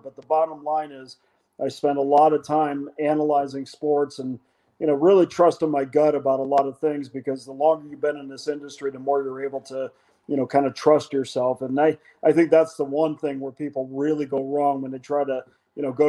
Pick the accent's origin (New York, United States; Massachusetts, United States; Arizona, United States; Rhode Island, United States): New York, United States; Albany area, central; moved away as an adult; now in Las Vegas, United States; I'm from central New York around the Albany area